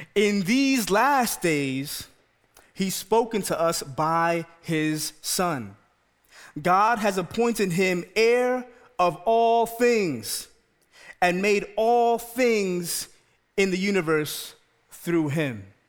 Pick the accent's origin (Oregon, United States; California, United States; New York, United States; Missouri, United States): New York, United States; New York City; moved away; also born or lived in Maryland; I'm born and raised in the Bronx.